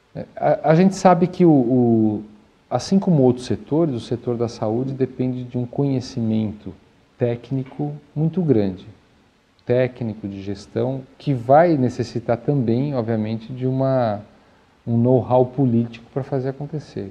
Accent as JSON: {"language": "Portuguese", "country": "Brazil"}